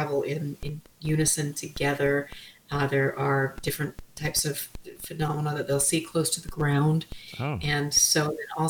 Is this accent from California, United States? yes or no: no; Utah, United States; I'm from Utah